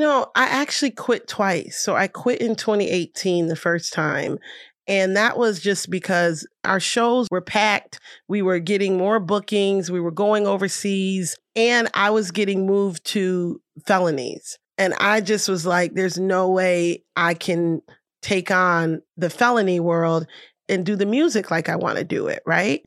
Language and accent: English; Rochester, New York, United States; I have, like, the best community in Rochester, New York